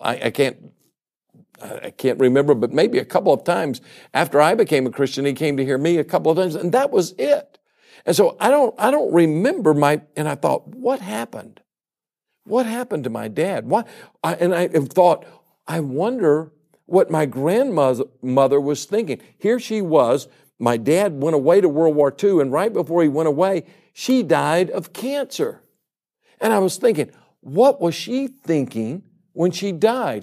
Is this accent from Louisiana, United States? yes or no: yes; Baton Rouge, Louisiana, United States; I grew up in Baton Rouge, Louisiana